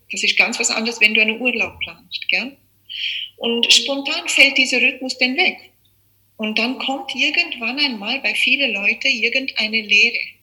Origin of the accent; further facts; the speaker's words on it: South Africa; moved away as an adult; also born or lived in Czech Republic; now in Austria; geboren bin ich in Tschechien, aufgewachsen in Südafrika mein Leben lang